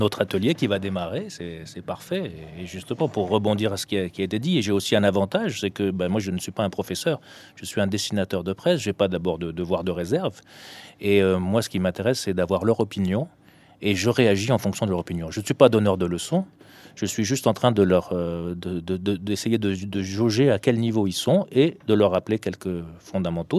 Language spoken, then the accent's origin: French; Tunisia; moved away; comme je suis né en Tunisie